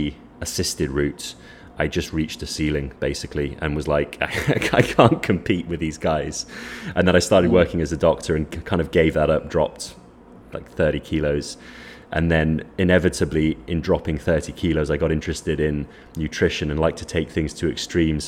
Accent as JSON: {"language": "English", "region": "Wales", "country": "United Kingdom", "tie": "born or raised there", "moved": "yes", "lives_now": "Lisbon, Portugal", "said": "I grew up in Wales"}